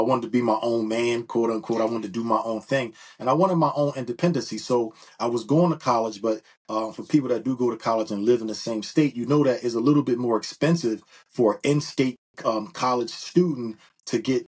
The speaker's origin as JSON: {"language": "English", "town": "Philadelphia", "region": "Pennsylvania", "country": "United States", "tie": "born or raised there", "said": "I'm from Philadelphia, PA. Been born and raised in Philadelphia"}